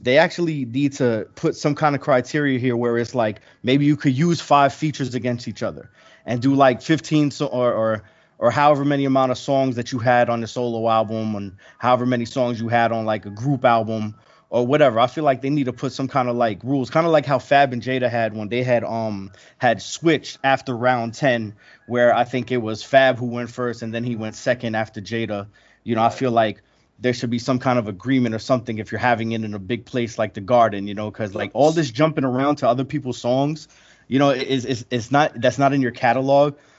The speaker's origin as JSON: {"language": "English", "town": "New York City", "region": "New York", "country": "United States", "said": "I'm from Queens too"}